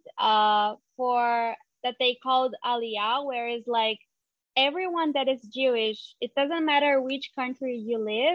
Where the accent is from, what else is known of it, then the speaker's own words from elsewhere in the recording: São Paulo, Brazil; moved away as an adult; now in Israel; I'm originally from Brazil. I am from São Paulo. And I moved to Israel almost 3 years ago